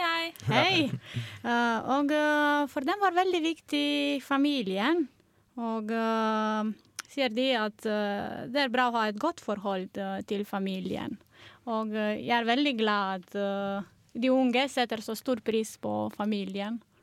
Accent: Romania; Norwegian is a second language; moved away as an adult; now in Norway; Jeg kommer fra Romania

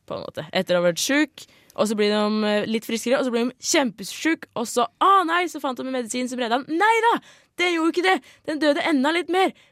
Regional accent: Nordland, Norway; accent: Sømna dialect; jeg skal prøve på noe som jeg faktisk kanskje tror at vi har, men det her er egentlig fra Sømna-dialekta.

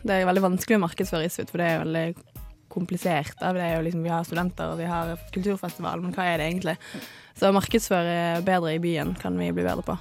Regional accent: Bergen, Vestland, Norway; also born or lived in Salvador, Brazil; now in Trondheim, Norway; Jeg kommer fra Bergen, det hører dere sikkert.

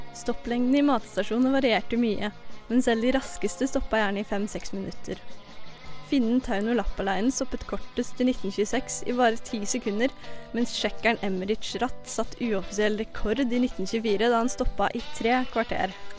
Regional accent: Sandefjord, Vestfold, Norway; jeg kommer jo fra Sandefjord

